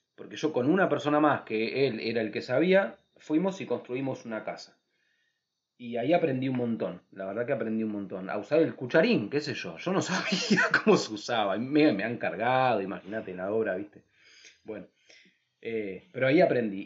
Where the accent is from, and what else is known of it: Buenos Aires, Argentina; moved away as an adult; also born or lived in Capilla del Monte, Córdoba / Ojo de Agua